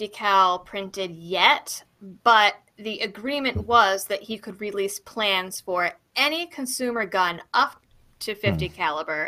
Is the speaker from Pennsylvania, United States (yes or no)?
no; Massachusetts, United States; I grew up in Massachusetts, my family hates guns